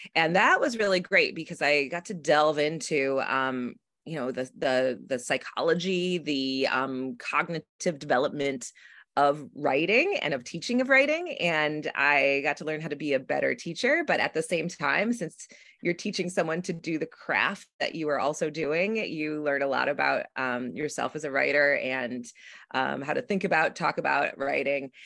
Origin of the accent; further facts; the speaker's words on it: south of Buffalo, Western New York, United States; now in Brooklyn, United States; I'm from actually Western New York, a small town in, um, south of Buffalo, but I live in Brooklyn